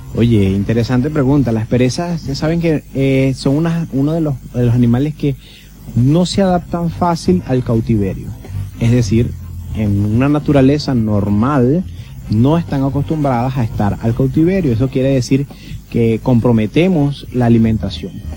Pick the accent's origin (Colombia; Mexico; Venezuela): Venezuela; moved away as an adult; also born or lived in Barquisimeto, Lara, Venezuela; now in Curaçao; nacido en Venezuela y estudiado en Venezuela. Es decir, soy venezolano